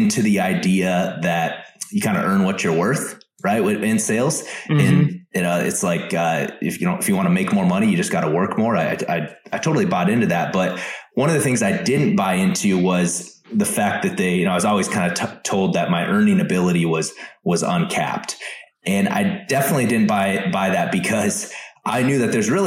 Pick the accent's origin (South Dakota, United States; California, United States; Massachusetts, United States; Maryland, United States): South Dakota, United States; moved away as an adult; also born or lived in Minnesota; I grew up in South Dakota